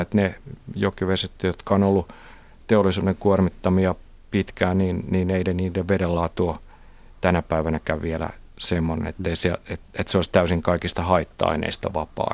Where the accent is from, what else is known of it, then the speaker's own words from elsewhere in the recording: Kotka, Kymenlaakso, Finland; mä oon Kotkasta kotosi, jossa Kymijoen varrella